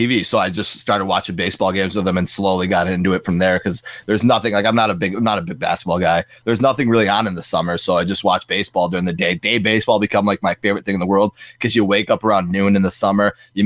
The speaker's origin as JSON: {"language": "English", "town": "Buffalo", "region": "New York", "country": "United States", "tie": "born or raised there", "said": "But I grew up in Buffalo"}